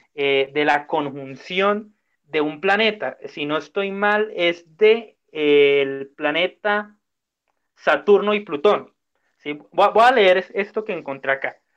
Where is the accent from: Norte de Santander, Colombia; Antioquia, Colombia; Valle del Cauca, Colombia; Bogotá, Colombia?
Norte de Santander, Colombia; Cúcuta; somos cinco hijos de Cúcuta